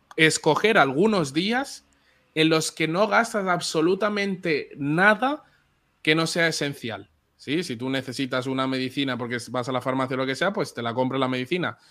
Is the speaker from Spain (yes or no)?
yes; Barcelona, Catalonia, Spain; Yo nací en Barcelona y mis papás son de República Dominicana.